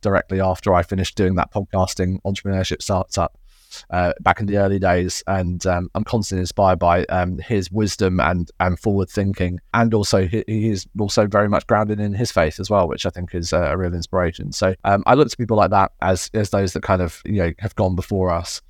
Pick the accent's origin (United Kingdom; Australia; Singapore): United Kingdom; now in Surrey, United Kingdom; being a Brit